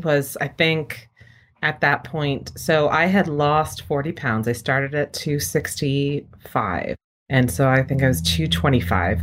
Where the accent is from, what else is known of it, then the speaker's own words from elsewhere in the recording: Rhode Island, United States; now in San Francisco, United States; I grew up in Rhode Island